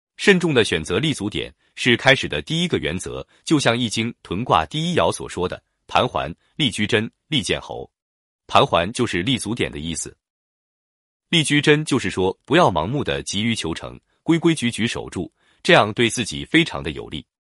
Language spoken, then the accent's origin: Chinese; China; 我们中国人